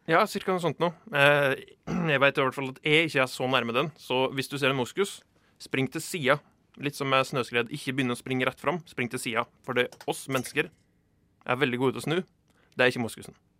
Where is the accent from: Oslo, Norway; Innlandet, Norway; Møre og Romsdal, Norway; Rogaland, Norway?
Innlandet, Norway; Dovre; Jeg er jo fra Dovre